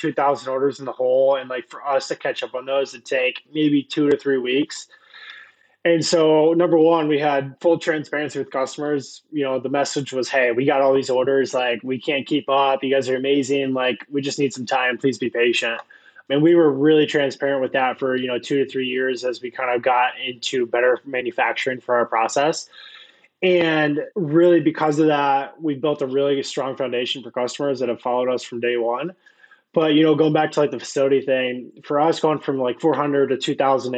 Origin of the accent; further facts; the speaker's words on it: Iowa, United States; had no stoplights, like very small Iowa town. Grew up there